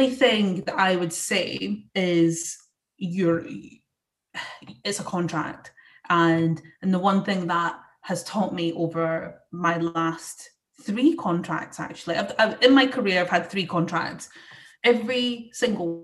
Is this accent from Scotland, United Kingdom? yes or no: yes; Scotland, United Kingdom; I'm Scottish, and you know, we have that reputation of being quite passionate and also having foul language